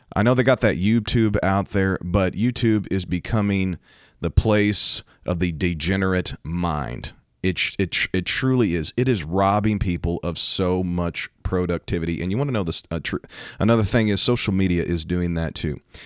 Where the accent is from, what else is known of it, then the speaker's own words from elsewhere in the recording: United States; I am talking as an American